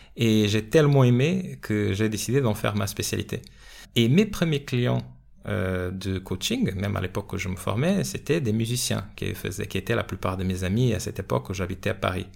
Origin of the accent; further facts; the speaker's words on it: Portugal; now in France; mon pays d'origine, le Portugal